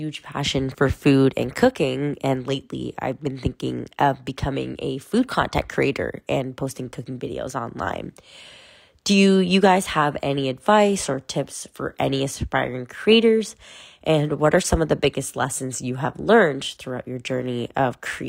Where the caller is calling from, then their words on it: Canada; I'm a listener from Canada.